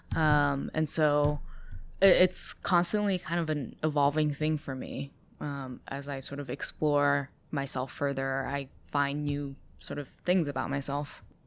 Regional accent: Ithaca, New York, United States; accent: American; moved away as an adult; also born or lived in China / Boston; I grew up in Ithaca where there's, like, quite a lot of hippies

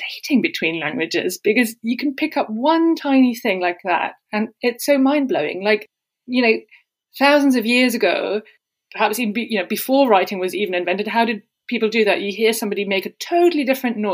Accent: Germany; first language German; English is a second language; also born or lived in Italy / Tokyo; now in London, United Kingdom; I grew up in Germany and I now live in London

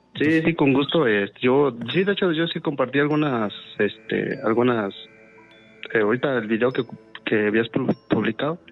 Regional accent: Valle de Santiago, Guanajuato, Mexico; soy de Valle de Santiago

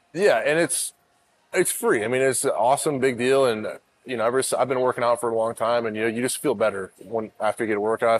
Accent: Arizona, United States; I'm from Arizona

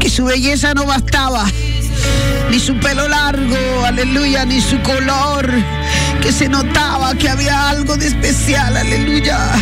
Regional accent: Dominican Republic; en el puerto, lugar de donde soy

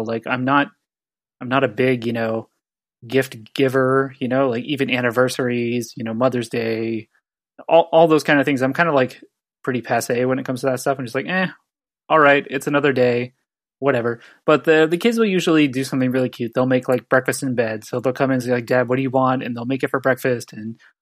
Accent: San Diego, California, United States; I'm from San Diego

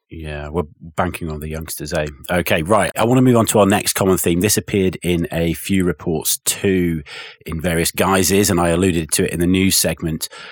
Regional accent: England, United Kingdom; as an Englishman

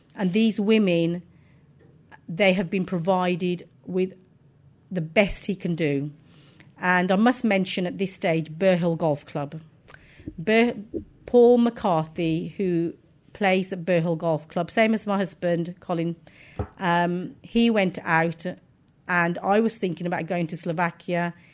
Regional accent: Wolverhampton, West Midlands, United Kingdom; I was born in Wolverhampton

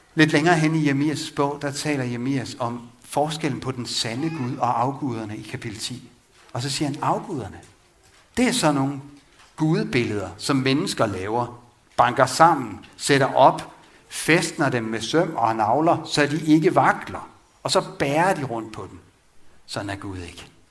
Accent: Vang, Denmark; Vang missionshus, hvor jeg voksede op

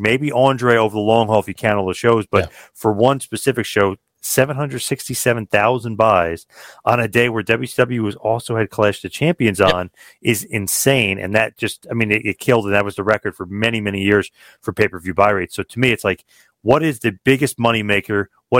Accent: New Jersey, United States; I'm from Jersey, obviously, I live not that far from it

